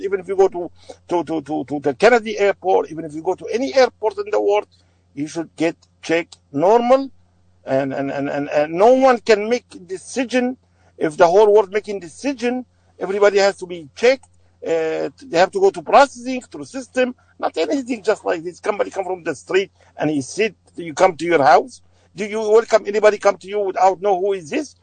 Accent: Aleppo, Aleppo Governorate, Syria; English is a second language; now in United States; I'm from Syria

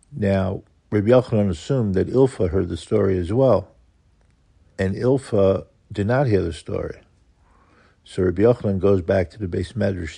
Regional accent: New York City, New York, United States; growing up in Kew Garden Hills

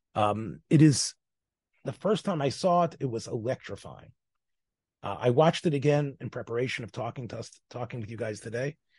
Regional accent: Tennessee, United States; moved away as an adult; also born or lived in Memphis; now in Israel; I'm from Tennessee

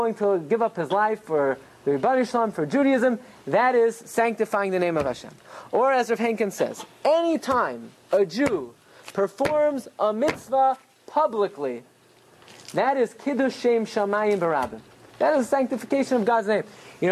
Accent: Brooklyn, New York, United States; I grew up in Brooklyn

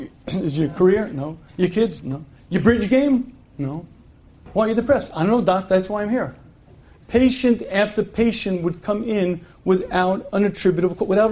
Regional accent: United States; born or raised there

